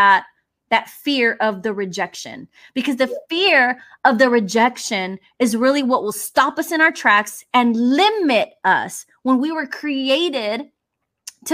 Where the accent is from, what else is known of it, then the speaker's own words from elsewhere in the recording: Houston, Texas, United States; I'm Mexican American from Southwest Houston.